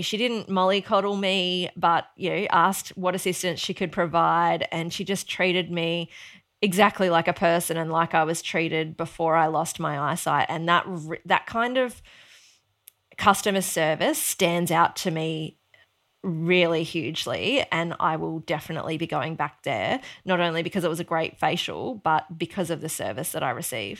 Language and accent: English; Mount Isa, Queensland, Australia; now in Sunshine Coast, Australia; growing up in Mount Isa